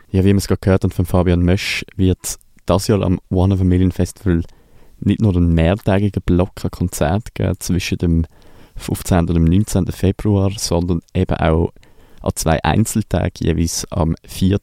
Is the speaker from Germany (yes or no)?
no; Basel, Basel-Stadt, Switzerland; mich äh, ganz persönlich als Basler